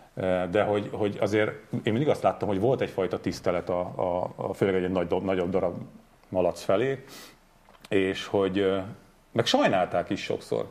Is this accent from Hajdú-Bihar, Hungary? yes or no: no; Borsod-Abaúj-Zemplén, Hungary; also born or lived in Zugló, Budapest; egyszerű, de szerethető zemplégi honfitársaim, köztük én magam is